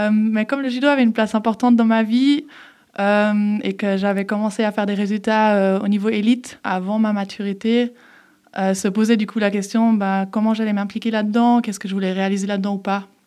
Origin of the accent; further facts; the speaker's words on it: Geneva, Switzerland; also born or lived in Herdecke, Germany; je suis née à Herdecke, en fait, en Allemagne, et euh, j'ai grandi euh, à Genève parce que je suis venue à Genève à mes 11 ans.